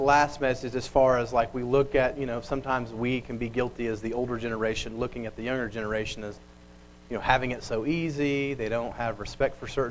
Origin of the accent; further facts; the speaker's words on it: Bixby, Oklahoma, United States; I grew up in Bixby. I still live there